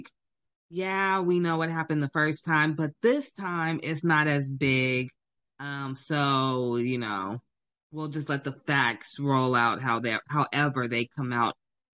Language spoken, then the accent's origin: English; Sacramento, California, United States; I'm from Sacramento.